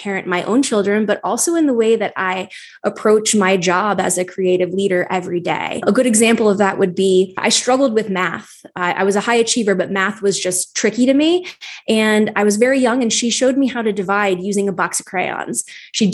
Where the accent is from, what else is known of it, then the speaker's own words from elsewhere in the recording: Wyoming, Pennsylvania, United States; moved away as an adult; also born or lived in Philadelphia; I grew up in a small town in northeastern Pennsylvania called Wyoming.